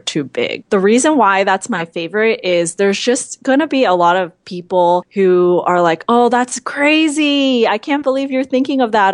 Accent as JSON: {"language": "English", "town": "San Francisco", "region": "California", "country": "United States", "tie": "born or raised there", "said": "I'm a Chinese American. I grew up in San Francisco, actually right next to Chinatown"}